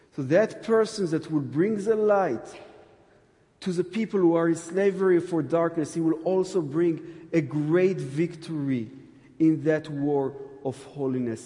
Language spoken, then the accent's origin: English; Jerusalem, Jerusalem District, Israel; I'm from Jerusalem